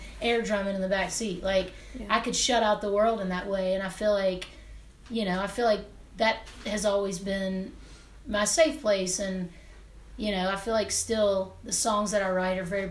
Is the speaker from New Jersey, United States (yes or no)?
no; Hernando, Mississippi, United States; I'm from Northwest Mississippi, right outside of Memphis, Tennessee. My parents still live in Hernando, where I'm from.